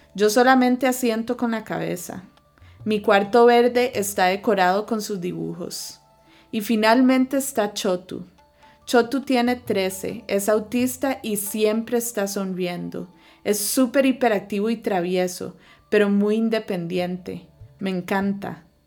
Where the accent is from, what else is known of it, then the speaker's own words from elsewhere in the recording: Costa Rica; also born or lived in United States / Ivory Coast; Nací en Estados Unidos, pero a los tres años me mudé a Costa de Marfil en África, donde pasé mis años más formativos, de los tres a los siete, y luego regresamos a Costa Rica.